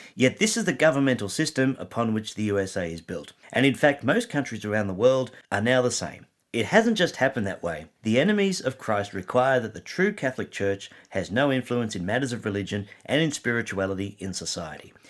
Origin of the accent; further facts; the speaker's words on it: Australia; I am an Aussie